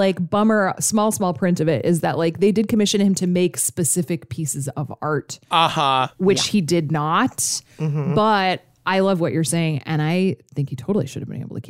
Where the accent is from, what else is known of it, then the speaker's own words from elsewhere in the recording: Alaska, United States; because I grew up in Alaska.